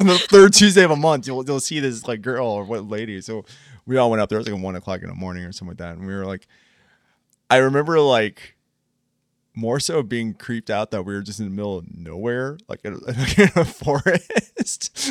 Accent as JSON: {"language": "English", "town": "Columbus", "region": "Ohio", "country": "United States", "said": "We're from Columbus, Ohio"}